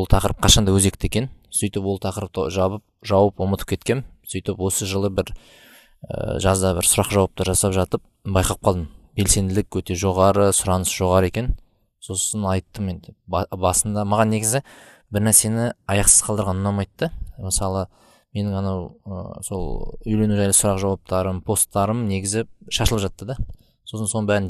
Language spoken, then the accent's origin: Kazakh; Almaty, Kazakhstan; ә, алматы қаласында туғам туып өскен